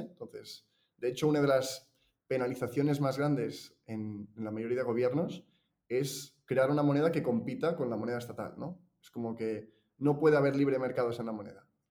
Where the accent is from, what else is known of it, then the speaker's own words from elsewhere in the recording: Girona, Catalonia, Spain; yo soy de, Girona, nací en Girona, que es una ciudad de por aquí, Cataluña